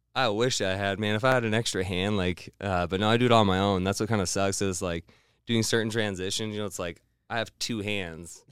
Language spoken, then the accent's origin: English; Missoula, Montana, United States; now in Boise, United States; I'm originally from Montana, Missoula, Montana.